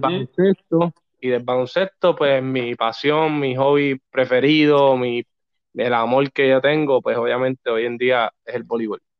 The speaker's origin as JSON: {"language": "Spanish", "town": "Corozal", "country": "Puerto Rico", "tie": "born or raised there", "also_born_or_lived": "New York", "said": "nací en Nueva York, soy como tú, de allá afuera. exacto. Eh, pero me crié toda mi vida en Dos Bocas, Barrio Dos Bocas uno en Corozal."}